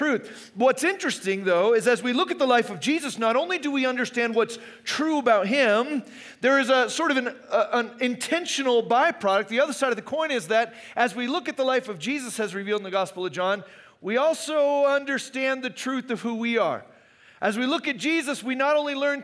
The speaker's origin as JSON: {"language": "English", "region": "Arizona", "country": "United States", "tie": "born or raised there", "said": "I grew up in Arizona"}